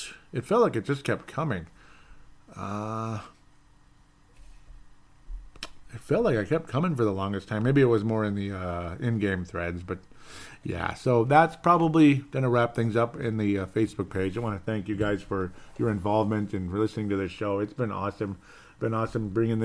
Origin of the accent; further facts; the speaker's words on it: Golden Valley, Minnesota, United States; now in Brooklyn Park, United States; Golden Valley, Minnesota, my hometown where I lived forever, pretty much.